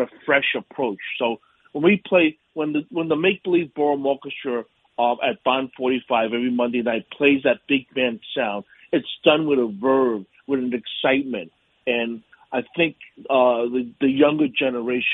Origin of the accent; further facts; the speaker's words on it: New York City, New York, United States; also born or lived in Pittsburgh, Pennsylvania; I'm a native New Yorker. I grew up in Yorkville on the Upper East Side